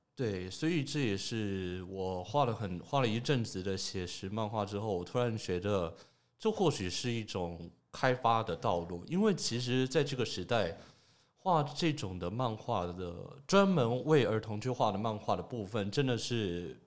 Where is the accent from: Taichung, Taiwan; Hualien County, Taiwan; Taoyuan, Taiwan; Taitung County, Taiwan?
Taoyuan, Taiwan; also born or lived in Taipei; 但是我都是从桃园过去的